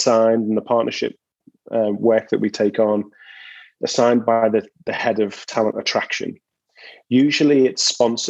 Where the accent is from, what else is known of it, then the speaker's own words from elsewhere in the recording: Liverpool, North West England, United Kingdom; moved away as an adult; now in San Diego, United States; I'm from Liverpool in England originally